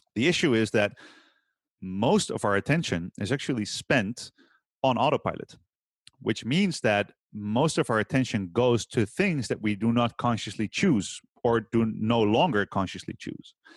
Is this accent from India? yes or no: no; Utrecht, Netherlands; I've opened a gym last year in my hometown here, Utrecht